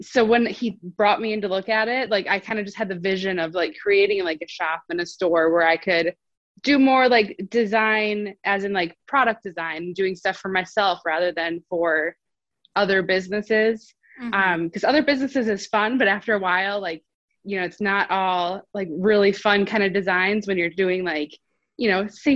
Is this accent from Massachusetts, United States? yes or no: no; Wisconsin, United States; moved away as an adult; now in North Carolina, United States